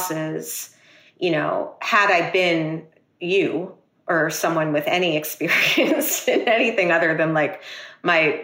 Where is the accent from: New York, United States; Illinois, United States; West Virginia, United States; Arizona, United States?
New York, United States; New York City; me being a New Yorker